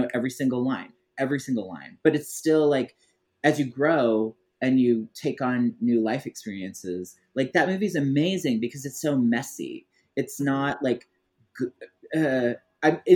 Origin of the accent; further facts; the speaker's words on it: Missouri, United States; also born or lived in Illinois; I grew up in Missouri, but actually like when I was younger, I lived in a really small town in Illinois